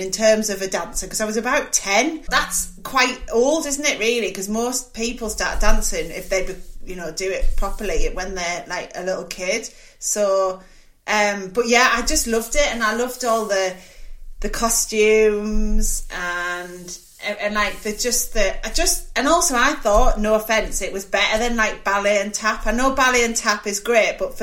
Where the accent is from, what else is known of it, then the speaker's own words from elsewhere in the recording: Middlesbrough, North East England, United Kingdom; I grew up in Middlesbrough